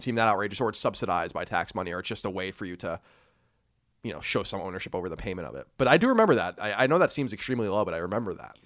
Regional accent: Brookhaven, New York, United States; We grew up in Brookhaven Hamlet, so it's kinda like this is adjacent place. We went to Belport High School

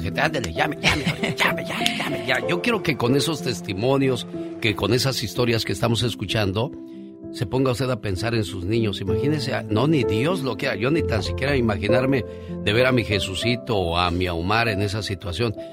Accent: Mexico City, Mexico; moved away; en Ejidos de Huipulco, Ciudad de México, a las 11 de la noche nos juntábamos en la calle

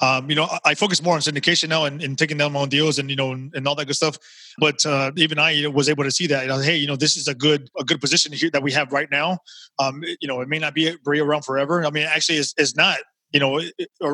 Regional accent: Texas, United States; I'm from Texas. I live in Houston

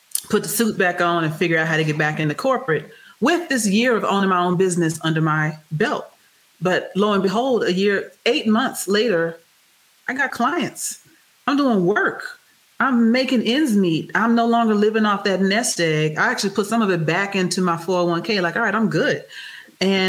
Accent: Houston, Texas, United States; I'm from Texas

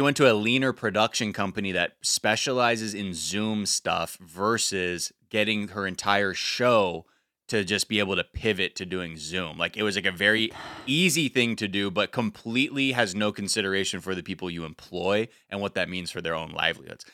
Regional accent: Los Angeles, California, United States; growing up in the valley

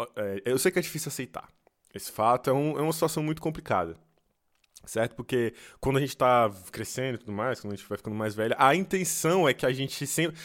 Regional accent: Brasília, Federal District, Brazil; moved away; eu sou de Brasília

